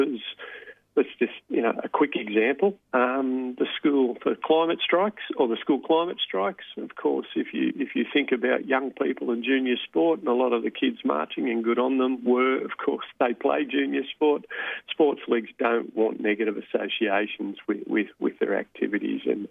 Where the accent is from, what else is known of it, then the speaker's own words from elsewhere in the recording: Sydney, New South Wales, Australia; I grew up in Sydney